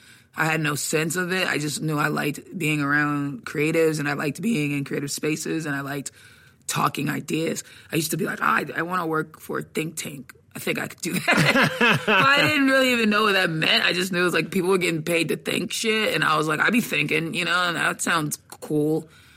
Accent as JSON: {"language": "English", "town": "Atlanta", "region": "Georgia", "country": "United States", "tie": "born or raised there", "said": "I was born in Atlanta."}